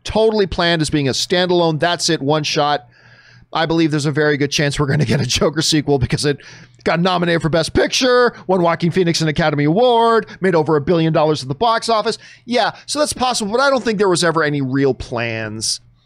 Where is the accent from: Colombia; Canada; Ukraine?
Canada; as a Canadian